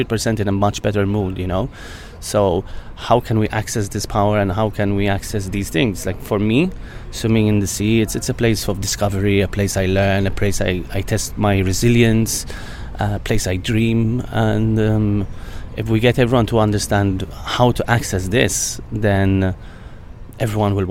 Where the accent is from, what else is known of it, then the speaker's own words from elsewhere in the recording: Malta; where I come from Malta